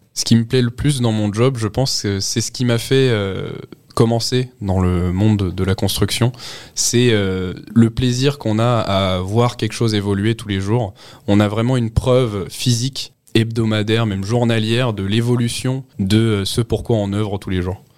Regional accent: Montainville, Île-de-France, France; je suis originaire d'Île-de-France, dans un petit village du 78 qui s'appelle Montainville

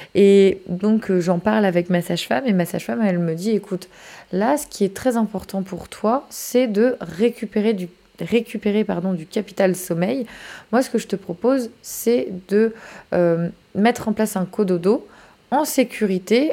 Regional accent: France; chez nous en France

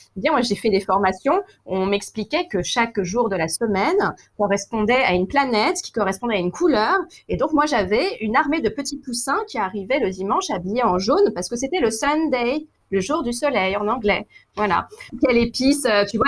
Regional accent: Paris, Île-de-France, France; je suis parisienne

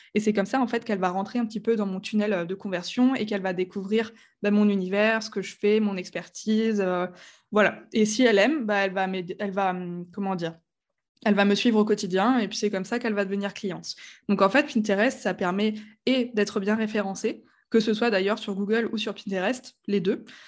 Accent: Strasbourg, Grand Est, France; je viens de Strasbourg. Voilà, je suis une vraie Alsacienne

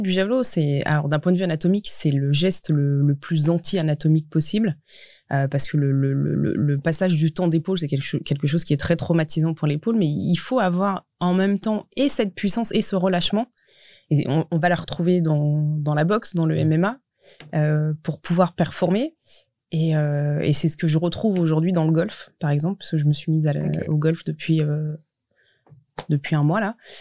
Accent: Montchanin, Bourgogne-Franche-Comté, France; j'ai grandi en Saône-et-Loire

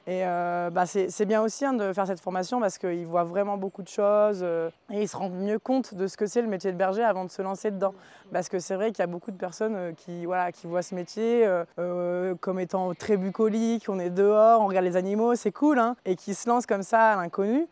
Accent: the North, Hauts-de-France, France; moved away as an adult; also born or lived in Combadam (mountain valley, current work); je suis originaire du Nord à la base, donc le plat pays, pas du tout les montagnes.

